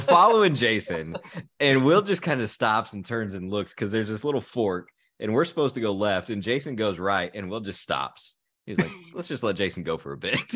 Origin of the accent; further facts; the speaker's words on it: Terre Haute, Indiana, United States; Terre Haute, which is actually my hometown